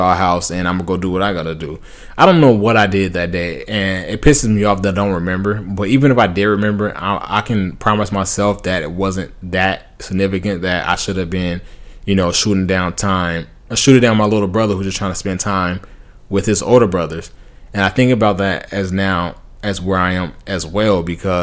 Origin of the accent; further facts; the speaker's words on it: Compton, California, United States; I grew up in Compton. Then I moved to the suburbs.